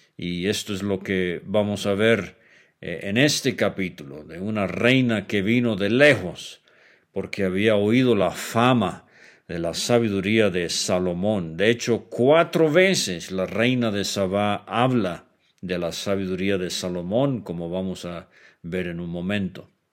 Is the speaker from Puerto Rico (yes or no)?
no; Venezuela; yo crecí como muchacho en Venezuela